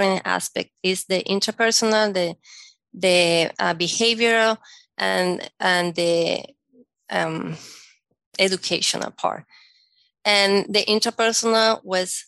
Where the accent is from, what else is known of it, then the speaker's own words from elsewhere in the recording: Caracas, Capital District, Venezuela; first language Spanish; English is a second language; moved away as an adult; also born or lived in Monterrey, Mexico / Puebla, Mexico; now in United States; When I was growing up in Venezuela